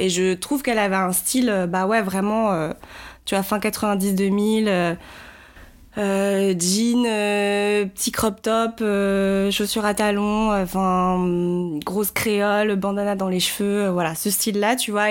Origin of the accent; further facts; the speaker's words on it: Paris, Île-de-France, France; je vis à Paris, je suis née à Paris